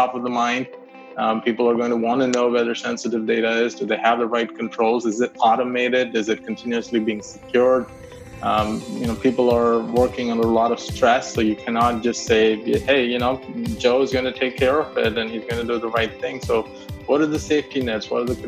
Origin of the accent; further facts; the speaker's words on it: India; moved away as an adult; also born or lived in Clemson; I grew up in India, middle class family. My dad was working in the railways, and that means he was building tracks in places that were pretty remote. So kept moving around